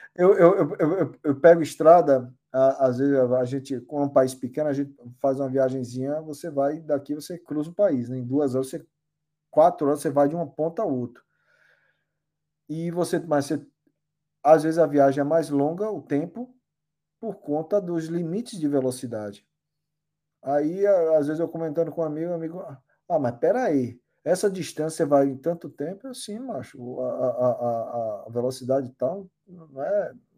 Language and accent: Portuguese; Bahia, Brazil; accent: Baiano; moved away as an adult; now in Limerick, Ireland; eu vi o sotaque baiano. Eu, porra, a é minha raiz, né, porra? Onde eu cresci